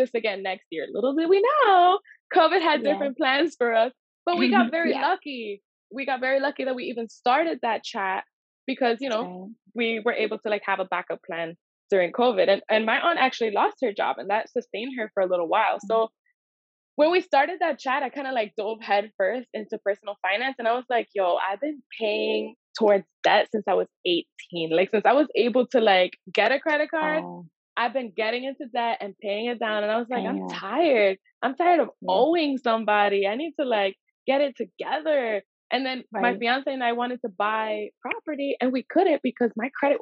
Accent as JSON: {"language": "English", "town": "New York City", "region": "New York", "country": "United States", "tie": "born or raised there", "said": "I grew up in Washington Heights"}